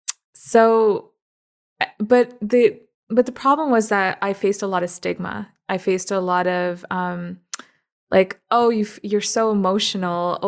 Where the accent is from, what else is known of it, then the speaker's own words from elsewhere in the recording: Toronto, Ontario, Canada; moved away as an adult; also born or lived in Middle East; now in Burnaby, Canada; I actually grew up in Toronto